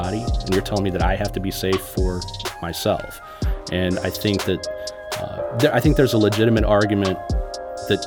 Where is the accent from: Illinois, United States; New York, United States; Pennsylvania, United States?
Illinois, United States; moved away; I grew up in Illinois